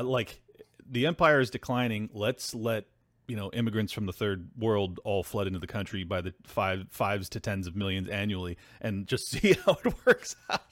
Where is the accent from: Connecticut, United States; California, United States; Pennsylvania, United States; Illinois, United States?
California, United States; as a Californian